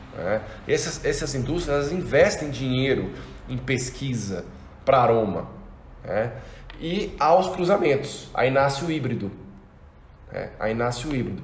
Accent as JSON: {"language": "Portuguese", "country": "Brazil", "said": "como brasileiro"}